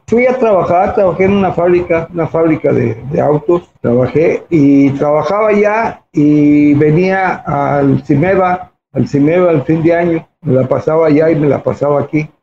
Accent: Mexico City, Mexico; also born or lived in Puerto Rico / Zacatecas; Del Distrito Federal, entre Tepito y Lagunilla. ahí, fue mi, mi infancia

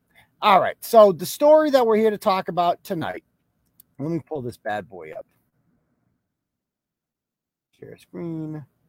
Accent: Dorchester, Massachusetts, United States; But, you know, I'm from Dorchester. I live right down the bottom. I live right near Milton.

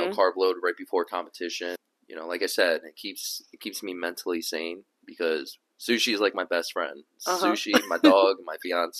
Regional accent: Cherry Hill, New Jersey, United States; living in Jersey, growing up in Cherry Hill

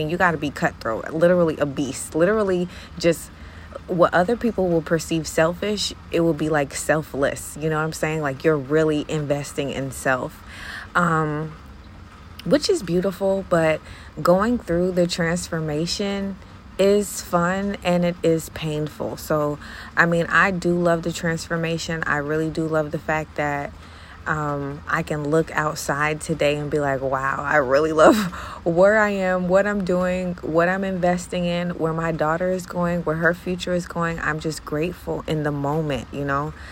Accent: Jamaica; okay, so I'm Jamaican, so I can do what I want to.

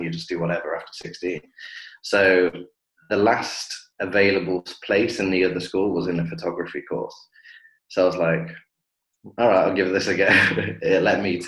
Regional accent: Coventry, West Midlands, United Kingdom; moved away as an adult; now in Dubai, United Arab Emirates; I am from Coventry in the Midlands

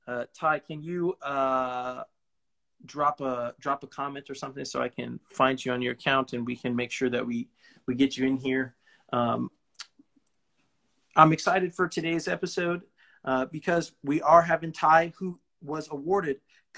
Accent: Bakersfield, California, United States; my hometown, Bakersfield, California.

